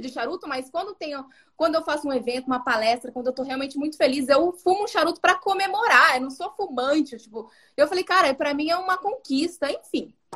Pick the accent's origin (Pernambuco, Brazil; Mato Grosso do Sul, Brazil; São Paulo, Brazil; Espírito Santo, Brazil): Mato Grosso do Sul, Brazil; Dourados; accent: interior accent (says "porta" with a marked r); Eu tenho um sotaque de fala porta. Eu, eu sou do interior, lá do Mato Grosso do Sul, Dourados.